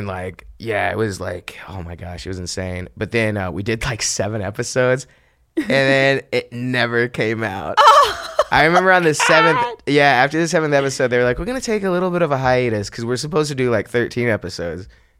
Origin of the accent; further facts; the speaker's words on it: San Antonio, Texas, United States; No, I grew up in San Antonio.